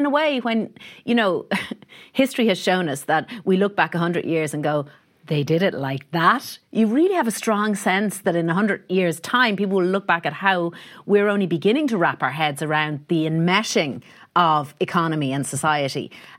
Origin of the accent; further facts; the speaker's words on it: Ireland; suppose we are very nationalistic, you know, in a different way to the UK, and we are very proud of being Irish.